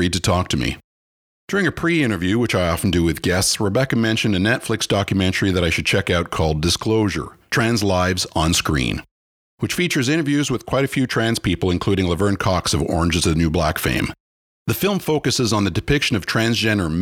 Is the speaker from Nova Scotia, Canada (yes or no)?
no; Ottawa, Ontario, Canada; Pat and I grew up together in Blackburn Hamlet in the suburbs of Ottawa, Canada